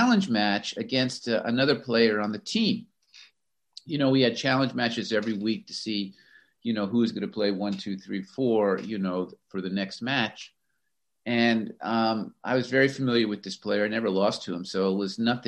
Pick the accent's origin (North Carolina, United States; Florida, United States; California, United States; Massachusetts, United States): Florida, United States; moved away as an adult; also born or lived in Pennsylvania; I grew up in Florida